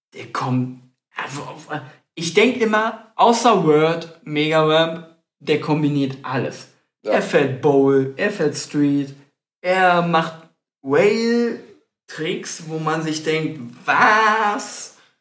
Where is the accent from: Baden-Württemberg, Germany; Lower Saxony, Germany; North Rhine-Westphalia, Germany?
North Rhine-Westphalia, Germany; Stadtlohn; wir selber, wir kommen aus dem Kreis Borken, näher Ahaus, Stadtlohn